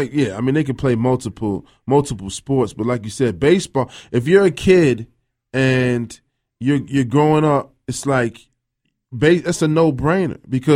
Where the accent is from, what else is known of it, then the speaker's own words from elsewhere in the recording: Annapolis, Maryland, United States; moved away; I grew up in Annapolis, Maryland.